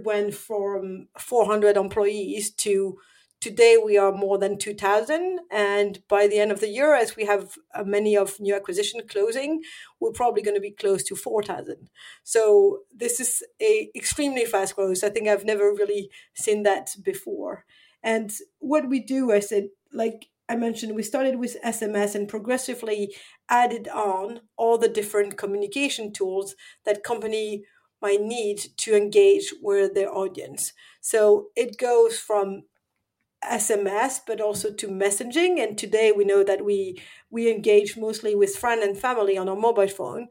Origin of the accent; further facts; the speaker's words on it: France; moved away as an adult; also born or lived in London / Paris / San Francisco; now in Stockholm, Sweden; I was born and raised in France.